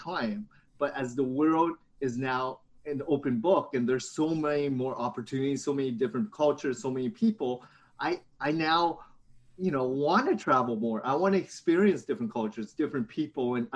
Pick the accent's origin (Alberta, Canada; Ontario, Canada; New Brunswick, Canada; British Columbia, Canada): Ontario, Canada; Hamilton; also born or lived in London, Ontario; now in Toronto, Canada; I grew up in Hamilton, Ontario